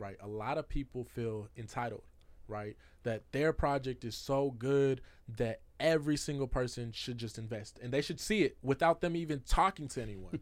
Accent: Seattle, Washington, United States; I grew up in Seattle

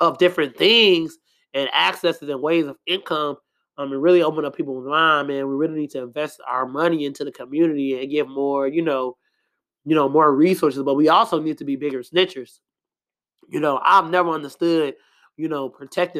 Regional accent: Chicago, Illinois, United States; I'm from Chicago, South Side

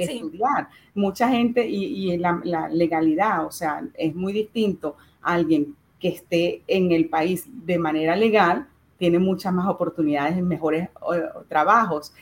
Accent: Venezuela; moved away; nosotros desde Venezuela

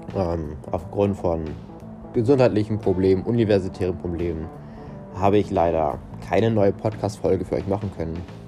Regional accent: Portugal; ich persönlich bin Portugiese und bei uns wird Wein ganz, ganz groß geschrieben

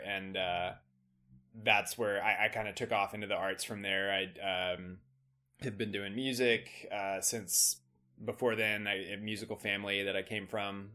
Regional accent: Austin, Texas, United States; moved away as an adult; now in Chicago, United States; I was born and raised in Austin, uh, family from Texas, many ge-, generations back, but now I live in Chicago

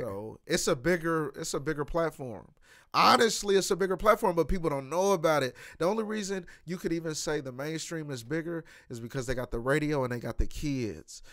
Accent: Kansas City, Missouri, United States; I'm from Kansas City, Missouri

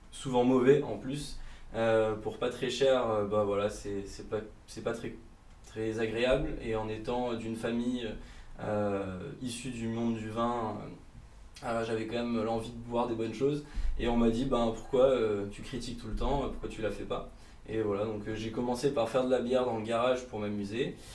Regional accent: Bourgogne-Franche-Comté, France; born there; j'ai 25 ans. je suis

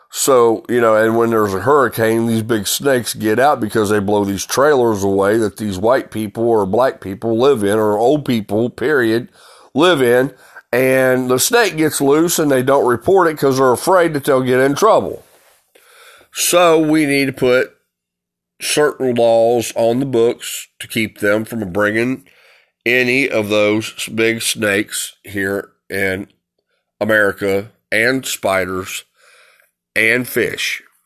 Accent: United States; I'm an American

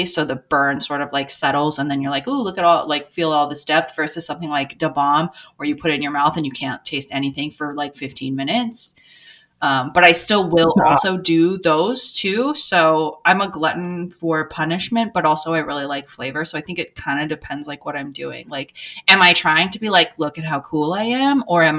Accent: Eastern Washington, United States; now in Jefferson County, Missouri, United States; I grew up in Eastern Washington, which has a very, it's like farm country, so there's a lot of like Mexican immigrants there.

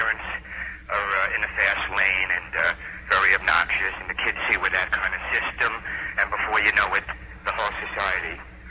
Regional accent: New York, United States; now in Florida, United States; I'm originally from New York

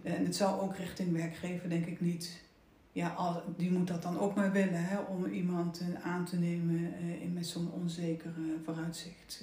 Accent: Oosterbeek, Gelderland, Netherlands; moved away; ik ben opgegroeid in Oosterbeek. Nou, mooi, mooi groen dorp. Eh, eh, ik heb school zitten in Arnhem

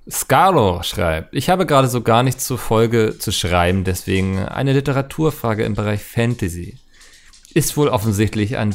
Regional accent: East Germany, Germany; Bei uns hieß es in der Schulzeit jedoch zwei, zwei ich komme aber auch aus dem Osten Deutschlands.

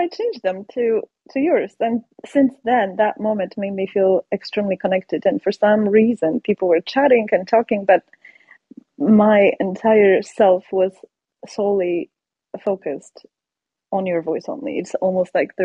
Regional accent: Poland; English is a second language; moved away as an adult; now in United States; I am from Poland, born and raised in Poland

